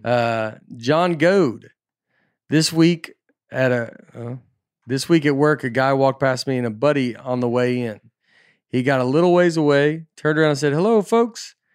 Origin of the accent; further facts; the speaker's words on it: Tennessee, United States; I'm Tennessee kid, I'm just from Tennessee